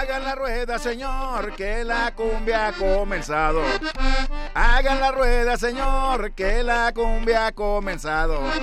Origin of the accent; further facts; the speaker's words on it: Monterrey, Nuevo León, Mexico; yo nací en la Nuevo Repueblo de Monterrey, Nuevo León